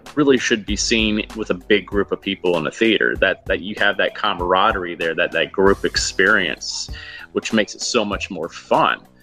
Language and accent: English; Huntsville, Alabama, United States; moved away as an adult; also born or lived in New York; Growing up in Alabama